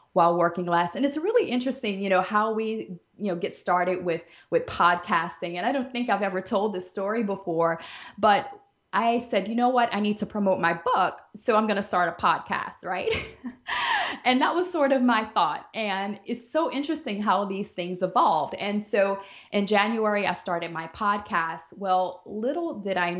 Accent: New Orleans, Louisiana, United States; moved away as an adult; also born or lived in Alabama; now in Jamaica; I am originally from New Orleans

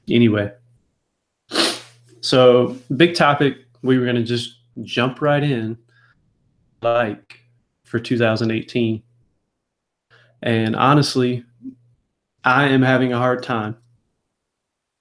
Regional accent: the South, United States; I was raised in the South

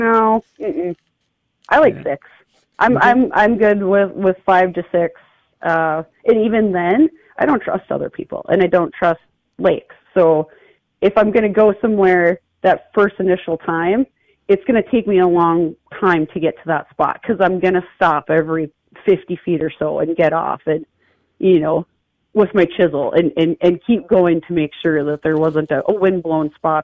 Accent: North Dakota, United States; now in Brainerd, United States; growing up in North Dakota.

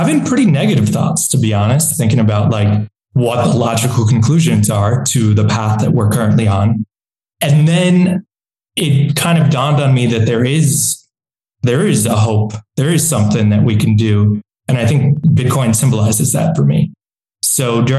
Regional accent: New York, United States; now in El Salvador; I'm from New York originally

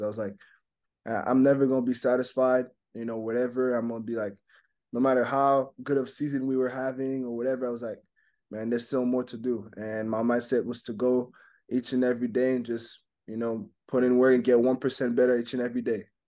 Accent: Montreal, Quebec, Canada; first language French; English is a second language; moved away; So English is my second language. I mean, French is my first language. You know, grew up in Montreal.

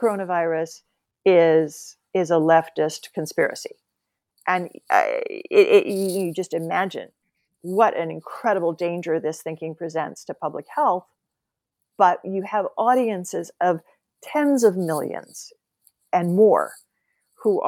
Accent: Oklahoma, United States; also born or lived in Nebraska; I grew up in Oklahoma and Nebraska.

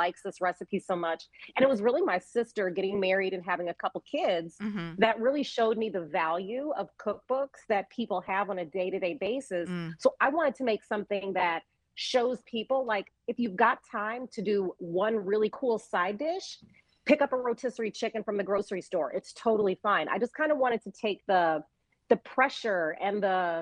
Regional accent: Chicago, Illinois, United States; I grew up in Chicago, but my father grew up in Mississippi. So I spent summers down there

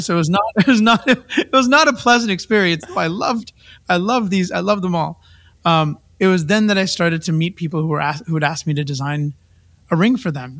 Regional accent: Vancouver, British Columbia, Canada; moved away; also born or lived in India; I was a kid from Vancouver

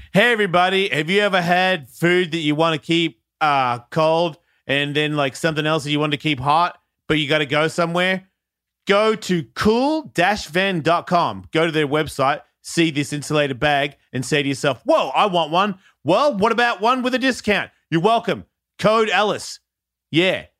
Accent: Australia; moved away; I'm from Australia

